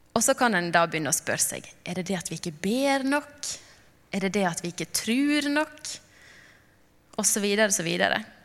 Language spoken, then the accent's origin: Norwegian; Knarvik, Vestland, Norway; also born or lived in Lofoten; now in Narvik, Norway; kom jeg opprinnelig fra Knarvik, og nå bor vi i Narvik.